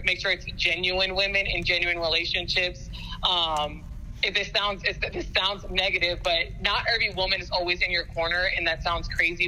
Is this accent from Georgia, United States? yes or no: yes; Fayetteville, Georgia, United States; moved away as an adult; also born or lived in Elon, North Carolina / Hattiesburg, Mississippi; I'm originally from Fayetteville, Georgia